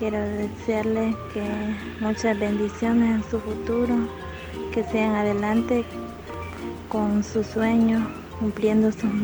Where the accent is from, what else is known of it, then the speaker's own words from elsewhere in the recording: Polorós, La Unión, El Salvador; Son de mi pueblo, de Polorón.